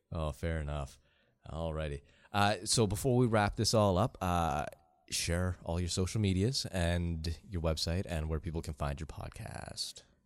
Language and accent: English; Canada; accent: Canadian